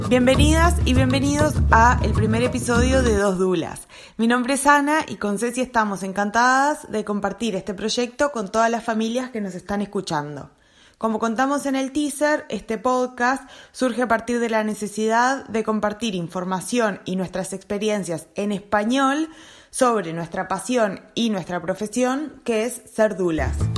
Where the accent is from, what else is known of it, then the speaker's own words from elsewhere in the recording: Montevideo, Uruguay; moved away as an adult; also born or lived in New Zealand; now in Glasgow, United Kingdom; soy uruguaya de Montevideo y actualmente vivo en la ciudad de Glasgow, en Escocia